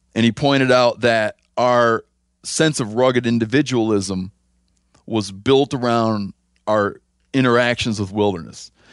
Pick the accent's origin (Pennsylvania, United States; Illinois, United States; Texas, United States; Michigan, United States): Michigan, United States; I grew up near the Man of Sea Nas-, was now the Man of Sea Huron National Forest